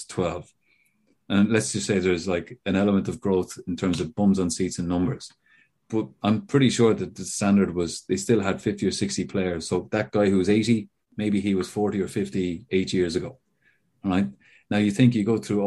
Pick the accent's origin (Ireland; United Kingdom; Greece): Ireland; as an Irishman